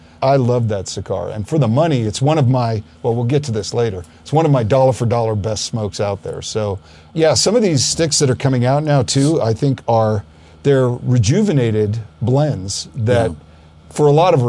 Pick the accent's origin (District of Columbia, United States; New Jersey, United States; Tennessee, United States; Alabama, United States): New Jersey, United States; River Vale; also born or lived in Southern California / Colorado; now in Louisville, Colorado, United States; We grew up in a little town called Rivervale, New Jersey. It was about 30 miles from downtown Manhattan. But I had a 3-mile woods behind our house.